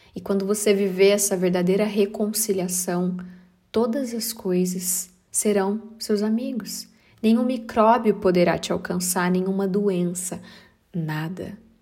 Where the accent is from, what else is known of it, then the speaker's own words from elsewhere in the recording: Brazil; moved away; minha terra sagrada